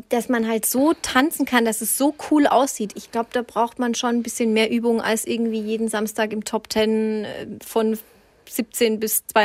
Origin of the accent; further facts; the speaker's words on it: Southern Germany, Germany; Ich komme ja auch aus dem Süden.